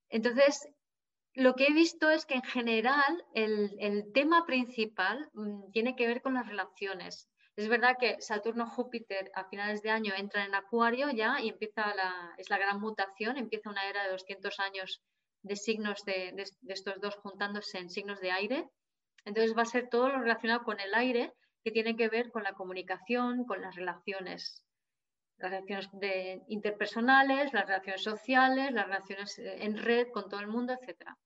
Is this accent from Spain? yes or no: yes; Jávea, Valencian Community, Spain; aquí en Javia, mi pueblo